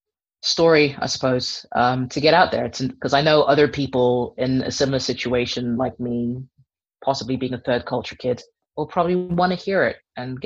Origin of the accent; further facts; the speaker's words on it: Kenya; moved away as an adult; now in United Kingdom; I am a Kenyan born and raised part Dutch person who moved to Kenya when she was about 15 or so, which is why I don't sound remotely Kenyan, even though I'm fully Kenyan.